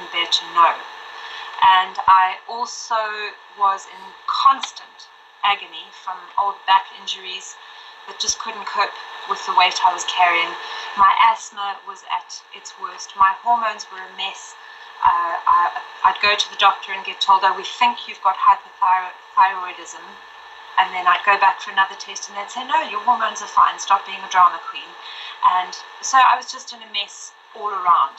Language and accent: English; Zimbabwe; also born or lived in Mozambique / Malawi / Zambia / Lilongwe, Malawi; now in St. Francis Bay, South Africa; I grew up in Zimbabwe.